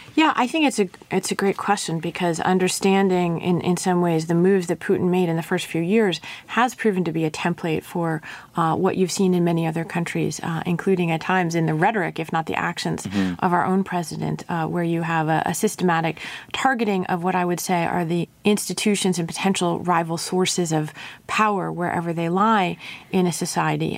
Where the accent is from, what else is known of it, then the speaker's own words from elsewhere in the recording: Montclair, New Jersey, United States; also born or lived in Russia; I grew up in Montclair, New Jersey.